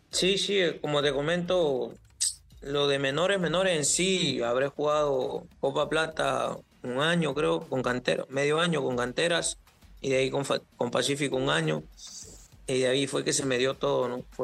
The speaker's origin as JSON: {"language": "Spanish", "region": "Cajamarca", "country": "Peru", "tie": "born there", "also_born_or_lived": "Lima", "said": "Eh, yo nací en Cajamarca. Eh, ah, a raíz de unos problemas nos llegamos nosotros a Lima."}